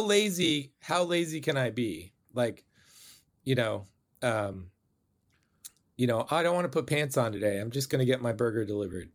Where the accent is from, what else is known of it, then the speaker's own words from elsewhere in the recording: Bay Area, California, United States; I grew up in the Bay Area